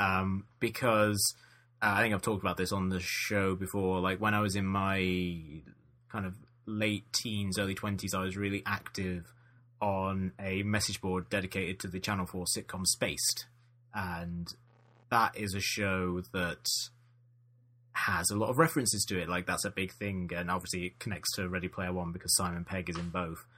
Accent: United Kingdom; being British

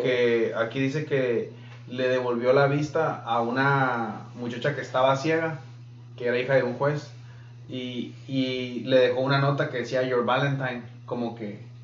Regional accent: Mexico; now in United States; yo que soy mexicano

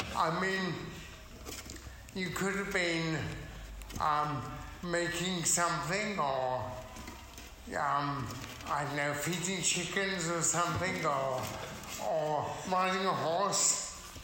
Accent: Essex, East of England, United Kingdom; moved away; Where I'm from, it doesn't rain much. Um, I come from Essex, farming part of Essex

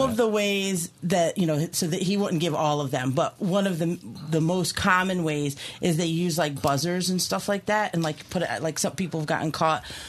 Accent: Key West, Florida, United States; moved away; I am from Key West originally. That's like my town

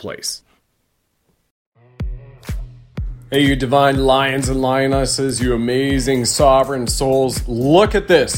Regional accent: Canada; moved away as an adult; also born or lived in United States; as a Canadian who's also lived 20 roughly years of his adult life in America

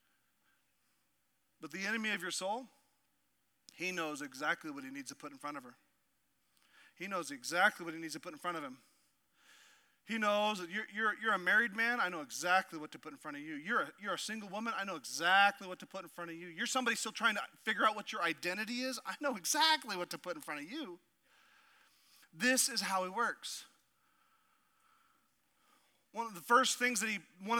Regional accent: Southeast Alaska, United States; moved away; growing up as a kid in Southeast Alaska

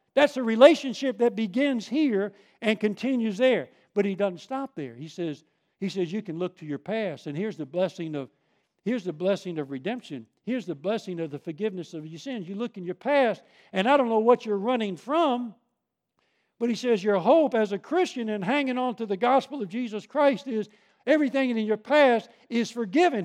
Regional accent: Long Island, New York, United States; moved away; I grew up on Long Island

